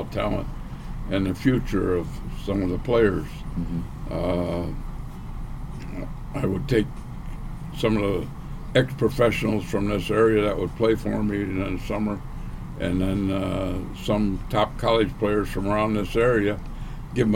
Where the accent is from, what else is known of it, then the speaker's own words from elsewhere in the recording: Grand Rapids, Michigan, United States; My mother was pregnant when we came here, and I was born and raised here.